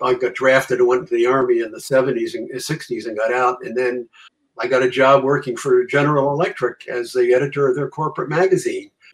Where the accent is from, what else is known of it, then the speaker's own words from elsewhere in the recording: Connecticut, United States; moved away as an adult; now in Vermont, United States; I'm from Connecticut